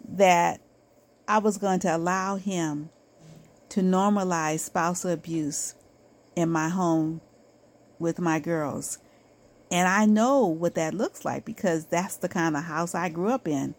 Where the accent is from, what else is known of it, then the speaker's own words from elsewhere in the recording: United States; I am Black American